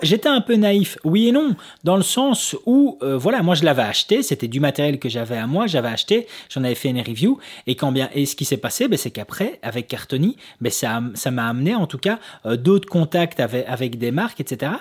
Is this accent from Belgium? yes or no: yes; Belgium; nous en tant que Belges